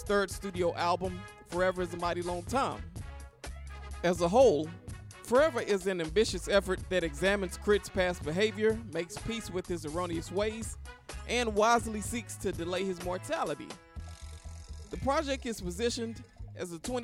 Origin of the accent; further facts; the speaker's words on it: Memphis, Tennessee, United States; I'm from Memphis